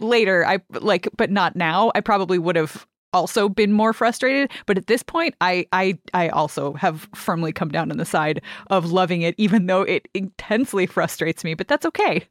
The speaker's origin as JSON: {"language": "English", "country": "Canada", "said": "as a Canadian"}